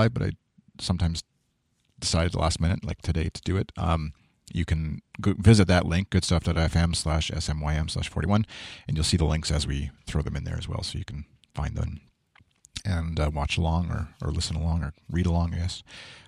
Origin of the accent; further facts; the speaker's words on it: Canada; being Canadian and CBC listener